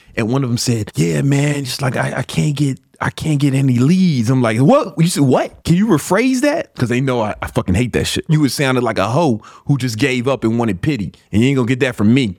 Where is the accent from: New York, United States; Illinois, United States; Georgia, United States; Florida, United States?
Illinois, United States; Chicago; I grew up in Southside Chicago